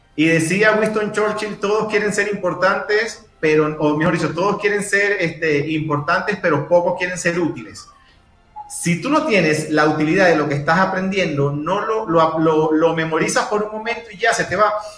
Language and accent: Spanish; Maturín, Monagas, Venezuela; moved away as an adult; now in Mexico City, Mexico; soy venezolano, tengo 33 años, soy de Maturín, Estado Monagas, al oriente del país.